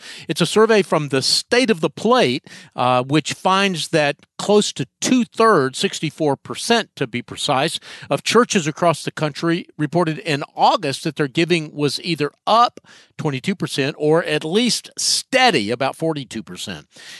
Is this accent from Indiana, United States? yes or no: no; Atlanta, Georgia, United States; I was from Atlanta and knew the Stanleys pretty well when I was growing up.